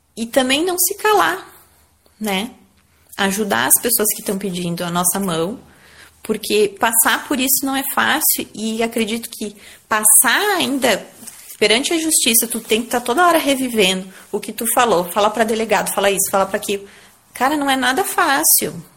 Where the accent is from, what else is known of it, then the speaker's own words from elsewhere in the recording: Garibaldi, Rio Grande do Sul, Brazil; moved away; desde que a gente voltou pra Garibaldi aqui